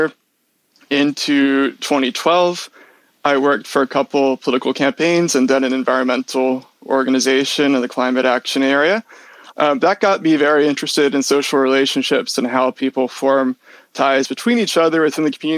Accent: Richmond, Virginia, United States; moved away as an adult; also born or lived in Durham, United Kingdom; I'm originally from the Richmond, Virginia area

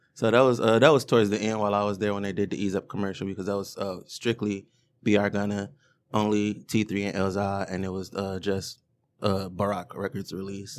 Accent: Detroit, Michigan, United States; I grew up in Woodbridge.

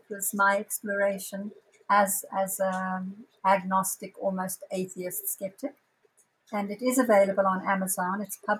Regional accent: Zambia; now in Johannesburg, South Africa; I live in South Africa, in Johannesburg, although I was born in Zambia, but I've lived here most of my adult life.

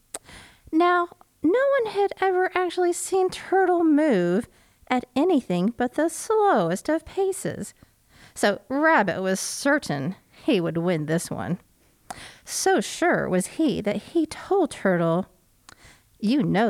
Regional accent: Oklahoma, United States; I grew up in Oklahoma

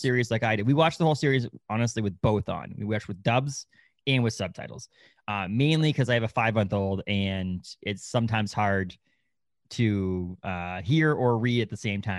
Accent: United States; I was born in the United States. I speak English

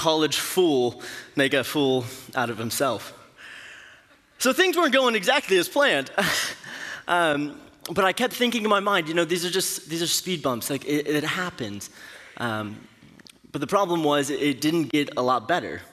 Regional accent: Katy, Texas, United States; moved away as an adult; also born or lived in Stillwater, Oklahoma; I'm from the Houston area, graduated from Cinco Ranch High School in Katy

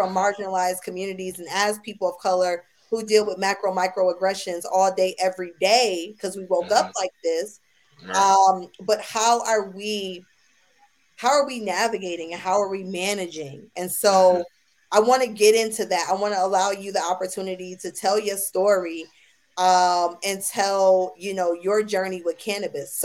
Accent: Buffalo, New York, United States; now in Austin, United States; I'm from Buffalo, New York

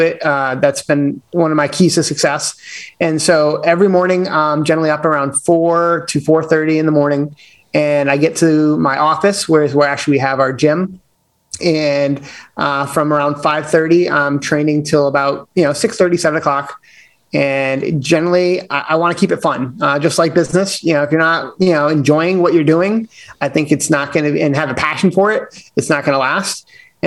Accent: the Berkshires, Massachusetts, United States; I'm originally from the Berkshires in Massachusetts, born and raised, kind of have stayed in Mass all my life.

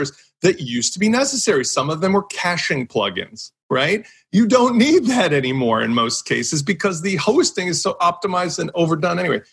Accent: Chicago, Illinois, United States; I come from Chicago

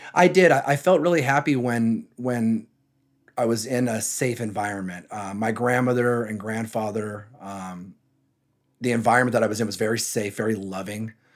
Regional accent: San Jose, California, United States; also born or lived in Texas / Santa Cruz; I was born in San Jose, as I mentioned earlier, I'm from the San Jose area.

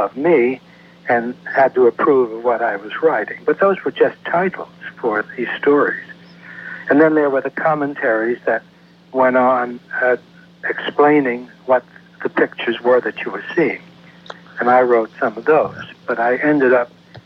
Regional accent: New York City, New York, United States; moved away as an adult; also born or lived in Peekskill, New York / Providence, Rhode Island / New Haven, Connecticut; I grew up mostly in New York City.

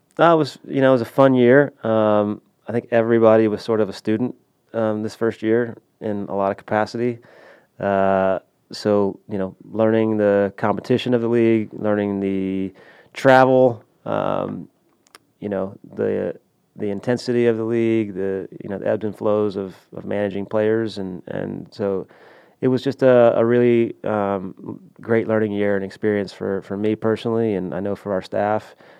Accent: Houston, Texas, United States; I grew up in Houston

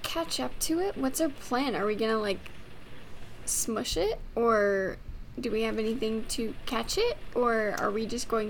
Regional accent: Midwest, United States; Yeah, I grew up in the Midwest

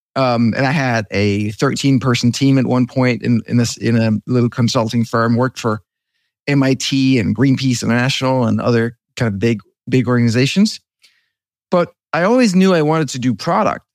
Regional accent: Denmark; moved away; I'm from Denmark

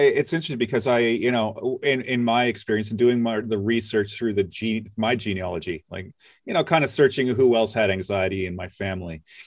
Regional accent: Nova Scotia, Canada; I grew up in Nova Scotia

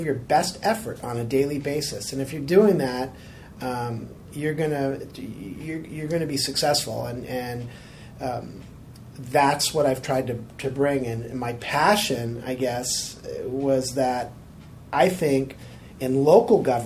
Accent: Sacramento, California, United States; also born or lived in Chico, California / Thousand Oaks, California / Foster City, California; I grew up in Sacramento

